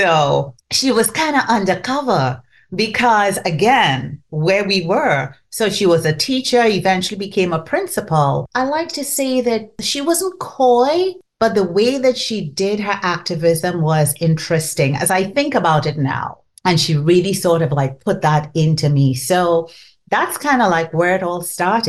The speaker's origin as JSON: {"language": "English", "country": "Trinidad & Tobago", "tie": "born or raised there", "first_language": "Trinidadian Creole", "second_language": "English", "moved": "yes", "said": "So I grew up in Trinidad and Tobago, and you could tell from the accent"}